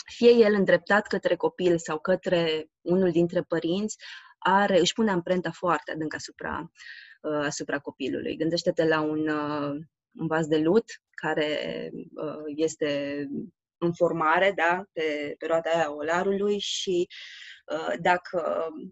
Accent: Romania; am crescut în România

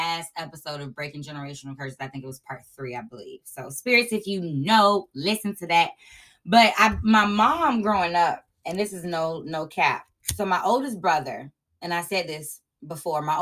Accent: Sulphur Springs, United States; growing up in Sulphur Springs

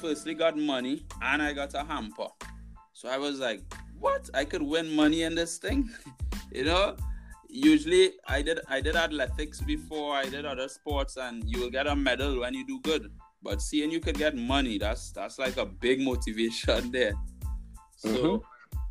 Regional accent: Arima, Trinidad & Tobago; I'm from Arima

